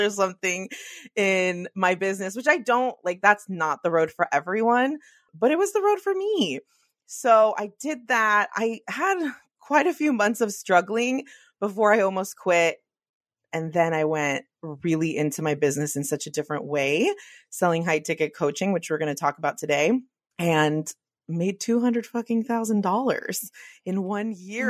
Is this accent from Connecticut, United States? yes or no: no; the Bay Area, California, United States; I'm from the Bay